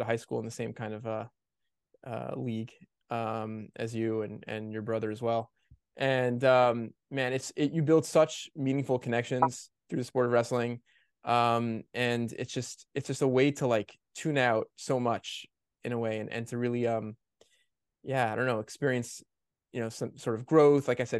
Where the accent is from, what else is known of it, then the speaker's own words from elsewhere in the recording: New York area, United States; we were raised in the Orthodox Jewish world in the New York area